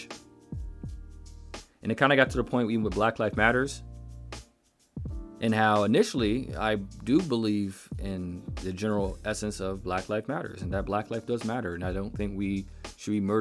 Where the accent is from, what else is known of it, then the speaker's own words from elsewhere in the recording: United States; proud of being American